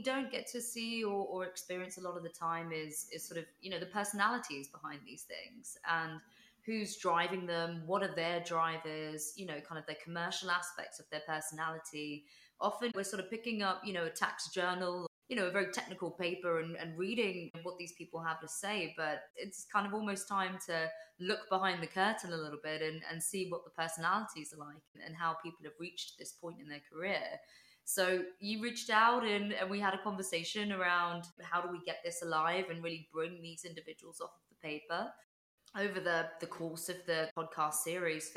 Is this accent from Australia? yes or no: no; London, United Kingdom; I was born in London